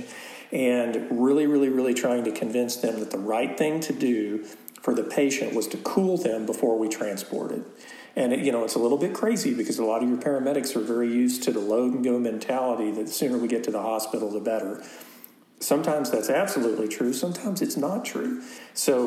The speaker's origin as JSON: {"language": "English", "town": "Lubbock", "region": "Texas", "country": "United States", "tie": "born or raised there", "said": "I grew up in Lubbock."}